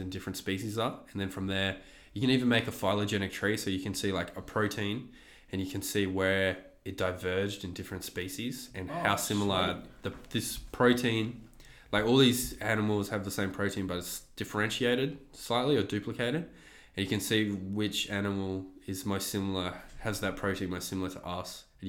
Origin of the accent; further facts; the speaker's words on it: Canada; Canadian. I'm a Canadian comedian.